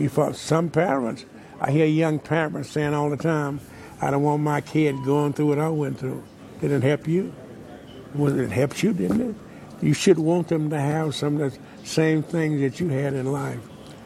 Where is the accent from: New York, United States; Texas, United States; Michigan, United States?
Texas, United States; Wichita Falls; I grew up in Wichita Falls, Texas, 601 Dallas Street.